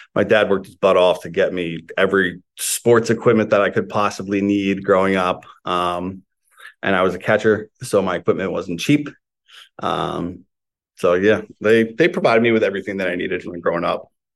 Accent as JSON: {"language": "English", "area": "Morris County", "region": "New Jersey", "country": "United States", "tie": "born or raised there", "said": "I grew up in like North Jersey, Morris County"}